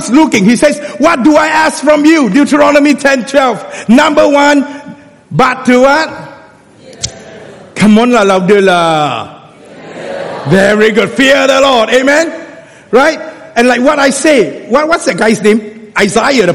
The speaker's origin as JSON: {"language": "English", "country": "Singapore", "said": "being a Singaporean, I don't even use the word walao. I speak Hokkien"}